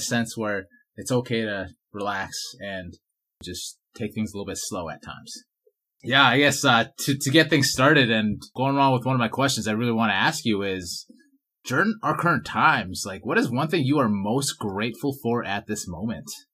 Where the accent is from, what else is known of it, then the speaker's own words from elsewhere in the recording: Vancouver, British Columbia, Canada; now in Edmonton, Canada; I grew up in Vancouver, BC, and then I moved to Edmonton